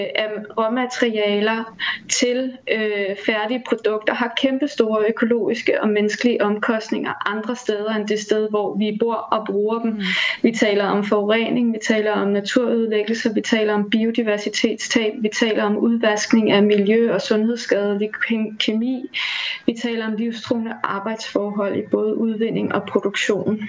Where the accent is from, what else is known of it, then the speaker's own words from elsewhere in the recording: Denmark; vi har som danskere